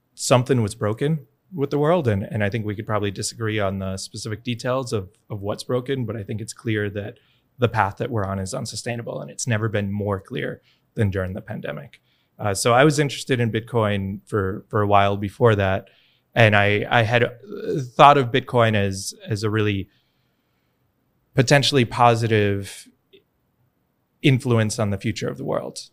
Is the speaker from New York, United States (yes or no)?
yes; New York, United States; moved away as an adult; now in El Salvador; I'm from New York originally